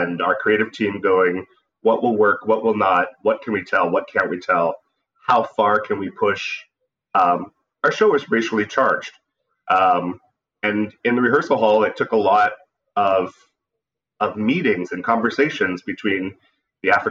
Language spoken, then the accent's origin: English; Niagara Falls, Ontario, Canada; moved away as an adult; also born or lived in Buffalo, New York, United States; now in New York, United States; I was born in Buffalo, New York. But since the age of 4, I've lived in Niagara Falls, Canada